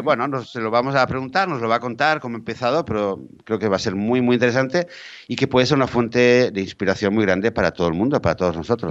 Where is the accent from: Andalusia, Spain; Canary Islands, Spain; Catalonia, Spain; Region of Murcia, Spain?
Catalonia, Spain; Barcelona; yo crecí en Barcelona